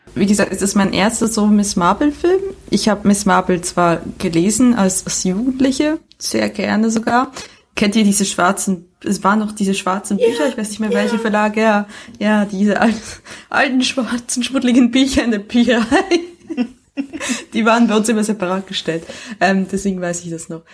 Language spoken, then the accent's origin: German; Switzerland; moved away; das Leben als Auslandschweizerin